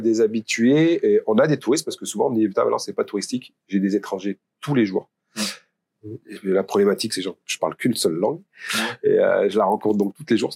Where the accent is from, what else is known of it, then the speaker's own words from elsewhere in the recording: Pont-de-l'Isère, Auvergne-Rhône-Alpes, France; also born or lived in Valence; je suis de Pont-d'Isère déjà. Donc Valence, c'était la ville pour moi euh, dans, la, dans, ma campagne, parce que j'ai fait mes études à Valence